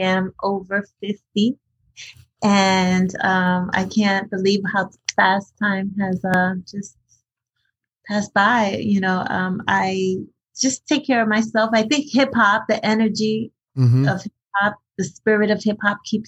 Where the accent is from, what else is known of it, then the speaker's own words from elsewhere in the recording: Paterson, New Jersey, United States; English is a second language; also born or lived in Hackensack, New Jersey; I was born in Hackensack, New Jersey, raised in Paterson